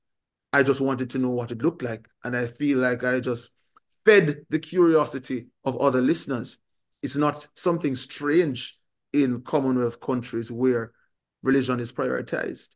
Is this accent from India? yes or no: no; Jamaica; a Jamaican growing up in a country that is, the majority of us are Christian.